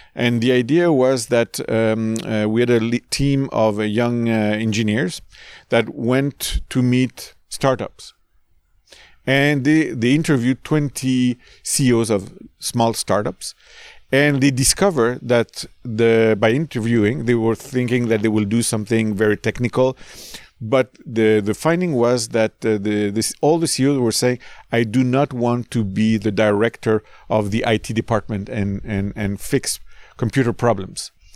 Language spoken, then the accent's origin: English; Canada; also born or lived in California; we're Canadian.